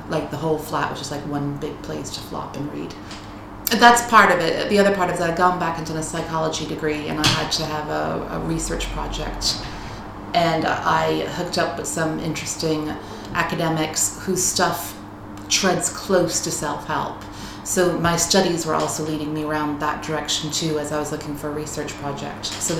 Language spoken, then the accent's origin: English; United States; I am American. My parents are from Dublin, but they moved to the U.S. when they were 20, 21 for my dad to go to school. And my brother and I were born there.